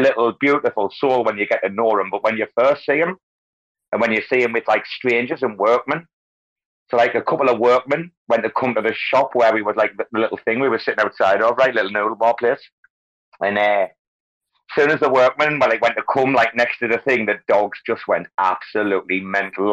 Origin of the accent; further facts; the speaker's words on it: North East England, United Kingdom; now in Bangkok, Thailand; northeast, northeast England